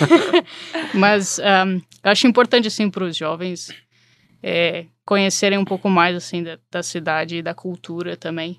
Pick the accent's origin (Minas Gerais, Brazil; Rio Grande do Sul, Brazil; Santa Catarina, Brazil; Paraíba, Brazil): Rio Grande do Sul, Brazil; Porto Alegre; moved away as an adult; now in Chicago, United States; Eu sou de Porto Alegre e cheguei aqui em Chicago para estudar